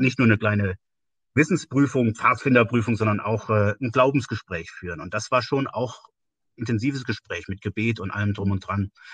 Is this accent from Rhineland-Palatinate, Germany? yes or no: yes; Westerwald, northern Rhineland-Palatinate, Germany; also born or lived in Siegen; now in Woltersdorf, Germany; Aufgewachsen bin ich äh, im nördlichen Teil von Rheinland-Pfalz, im Westerwald.